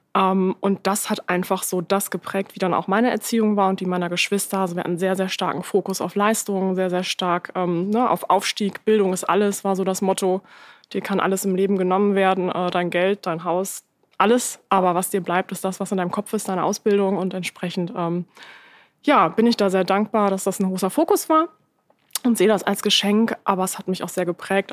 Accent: Lower Saxony, Germany; Ich bin in einer Kleinstadt in Niedersachsen aufgewachsen.

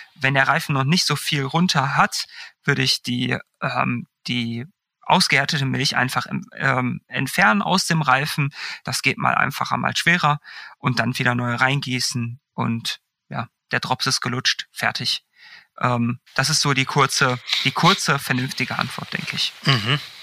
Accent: Bochum, North Rhine-Westphalia, Germany; moved away; beim Fahrradladen damals in meiner alten Heimat in Bochum

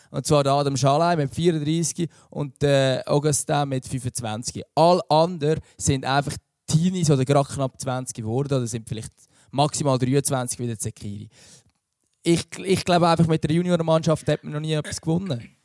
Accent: Central Switzerland, Switzerland; ich bin aus der Innerschweiz

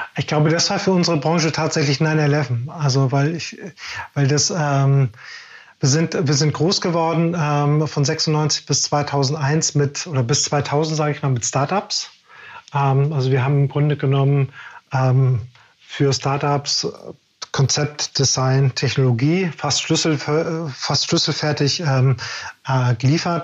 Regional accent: Germany; Wir sind ja als Deutsche groß geworden

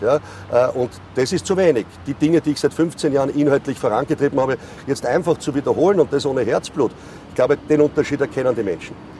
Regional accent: Vienna, Austria; ich bin ein Wiener

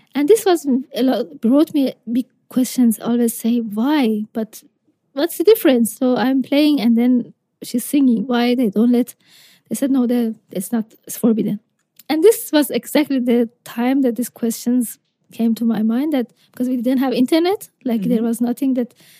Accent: Isfahan, Iran; I'm from Isfahan, so it's 400 kilometers south to, mm-hmm. to Shiraz

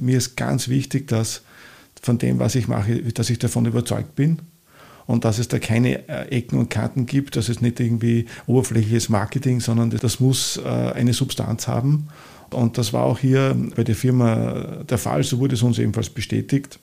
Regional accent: St. Georgen im Walde, Upper Austria, Austria; born or raised there; accent: oberösterreichisch; moved away as an adult; also born or lived in Linz; now in Vienna, Austria

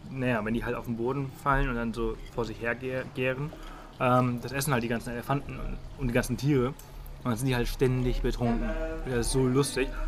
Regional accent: Spain; Ich meine, ich komme ja auch aus Spanien.

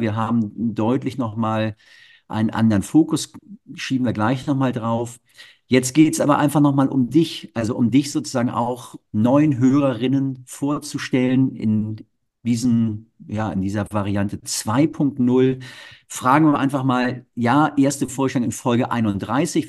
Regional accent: Hamburg, Germany; ich bin Norddeutscher

